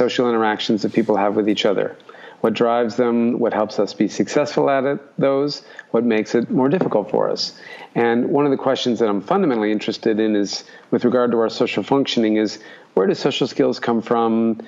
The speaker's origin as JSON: {"language": "English", "region": "Alaska", "country": "United States", "tie": "born or raised there", "moved": "yes", "lives_now": "Brisbane, Australia", "said": "I grew up in Alaska, so it was cold my entire childhood"}